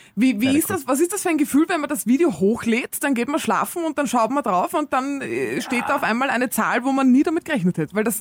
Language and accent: German; Austria; bei uns in Österreich